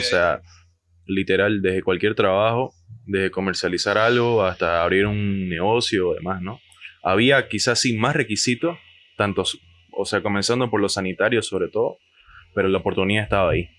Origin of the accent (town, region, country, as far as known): Bolivia